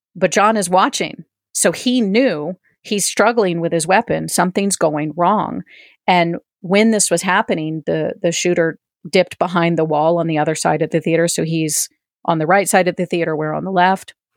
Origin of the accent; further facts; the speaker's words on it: East Coast, United States; moved away; also born or lived in Denver; I am originally from the East Coast